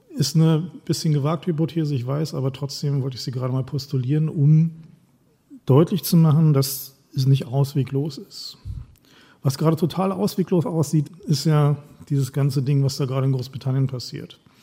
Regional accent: East Germany, Germany; Ich komme aus dem Osten, ich war 18, als die Mauer gefallen ist

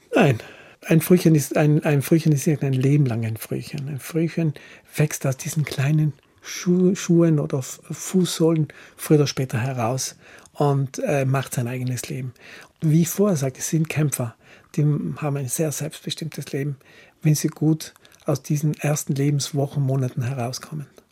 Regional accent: Villnöss Valley, South Tyrol, Trentino-Alto Adige, Italy; also born or lived in Brixen; Wir sind in Finnöstal aufgewachsen

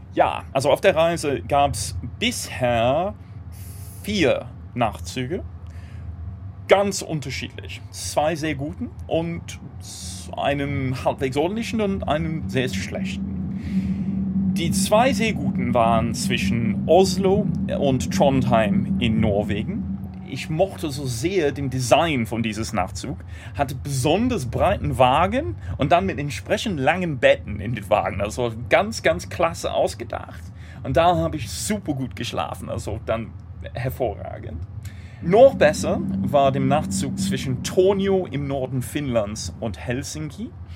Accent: United Kingdom; German is a second language; now in Germany; Ich komme ursprünglich aus Großbritannien, wohne seit einigen Jahren in Deutschland

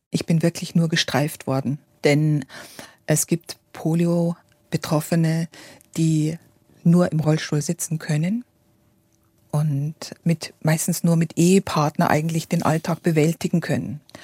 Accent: Weiden, Bavaria, Germany; in dieser Stadt, wo ich geboren bin, das ist in der Oberpfalz, in Weiden

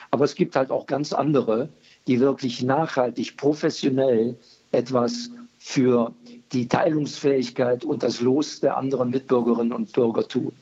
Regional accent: Germany; Bei uns in Deutschland

